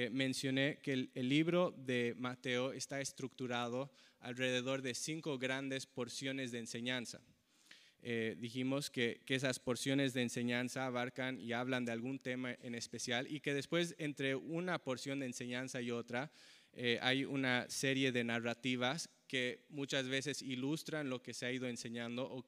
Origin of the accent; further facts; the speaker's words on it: Bolivia; Yo nací en Bolivia y crecí en Bolivia porque mis padres eran misioneros ahí.